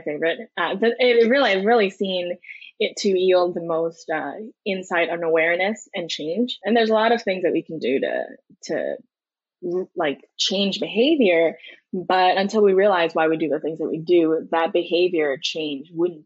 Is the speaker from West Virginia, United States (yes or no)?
no; New York City, New York, United States; also born or lived in China; I was born and raised in New York City, Manhattan. I did spend a couple years early on in rural China, but I came out here again for first grade